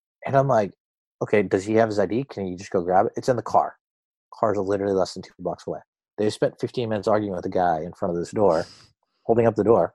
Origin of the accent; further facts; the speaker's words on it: Boston, Massachusetts, United States; I'm an Indian guy. My parents are immigrants. I come from Boston